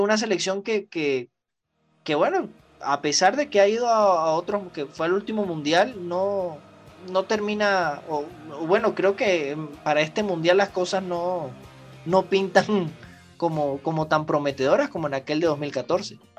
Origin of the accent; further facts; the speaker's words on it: Venezuela; also born or lived in Bogotá; como venezolano